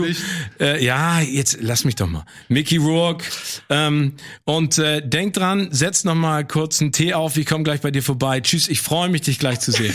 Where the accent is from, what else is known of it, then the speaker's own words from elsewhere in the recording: Hamburg, Germany; als Hamburger